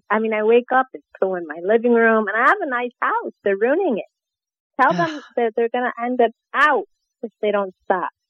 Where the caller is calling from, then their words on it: Fort Lauderdale, Florida, United States; Um, I'm from Fort Lauderdale, Florida